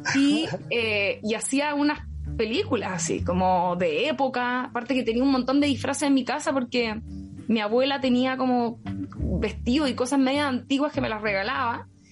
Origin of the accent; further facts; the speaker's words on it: Rancagua, O'Higgins, Chile; moved away as an adult; now in Santiago, Chile; soy de Rancagua. nacida en Santiago, pero criada en Rancagua. Sexta región